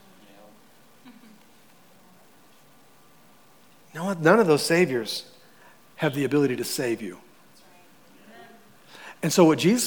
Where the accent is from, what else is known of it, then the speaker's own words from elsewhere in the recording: United States; we're Americans. We're the American church